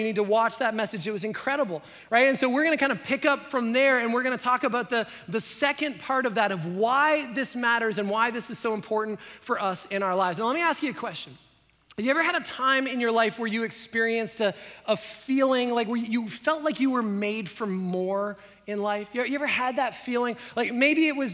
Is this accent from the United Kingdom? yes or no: no; Canada; I grew up in Canada